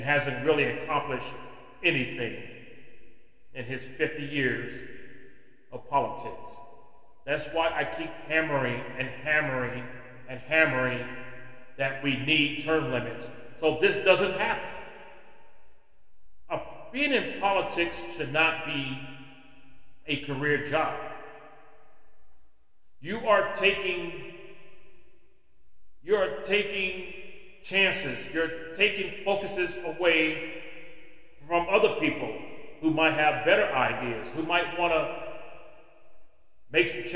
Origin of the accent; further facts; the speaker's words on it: United States; as an American citizen